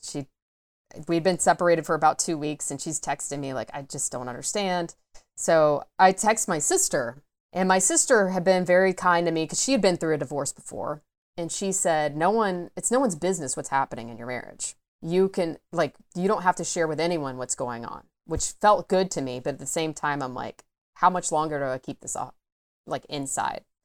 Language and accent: English; Atlanta, Georgia, United States; I am from the Atlanta area, grew up in the suburbs of Atlanta